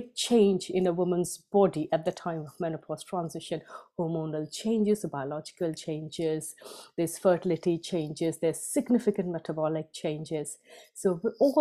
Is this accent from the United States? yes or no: no; India; moved away as an adult; now in United Kingdom; I was born and brought up mainly in India. So I moved to UK only when I was 25.